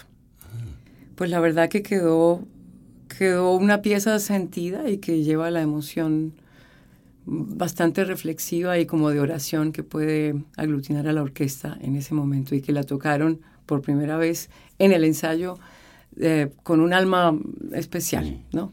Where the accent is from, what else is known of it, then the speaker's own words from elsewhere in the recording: Colombia; moved away as an adult; now in Chile; estaba haciendo dirección coral muy poca en, Colombia. Estaba terminando mi carrera de teoría musical.